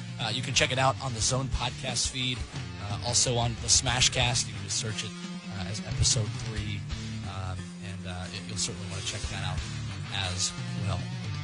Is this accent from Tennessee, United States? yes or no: yes; Nashville, Tennessee, United States; also born or lived in Knoxville; I grew up here in Nashville